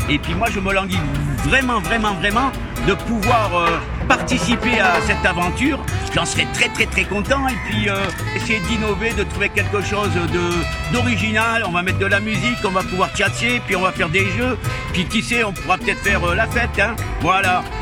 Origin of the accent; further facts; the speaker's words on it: Mali; je viens du Mali. Je vais parler langue de Bambara aussi.